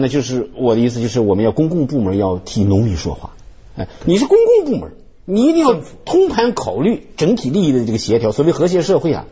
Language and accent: Chinese; China; 我们中国人